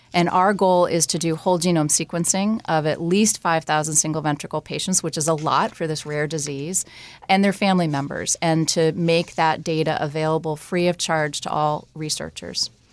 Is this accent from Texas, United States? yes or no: no; New Jersey, United States; moved away; I grew up in New Jersey